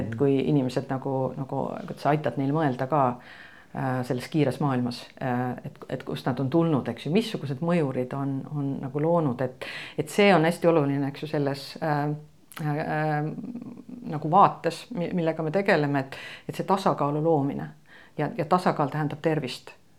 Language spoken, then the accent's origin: Estonian; Estonia; ma olen nagu eestlane